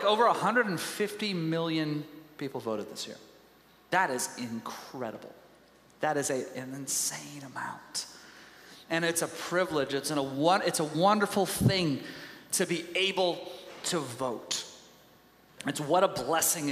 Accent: Tyler, Texas, United States; I was raised in Tyler, Texas.

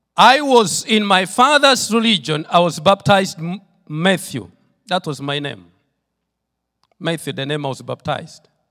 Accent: Tororo, Eastern Region, Uganda; I come from Tororo, Uganda. That's where the Lord has sent me with my wife and my children, and that's where we are doing the work of the Lord

